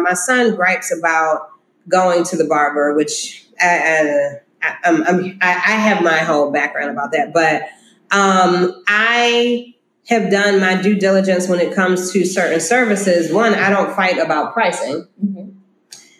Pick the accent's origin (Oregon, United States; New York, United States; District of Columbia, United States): District of Columbia, United States; Washington; now in Philadelphia, United States; I grew up in Washington, D.C.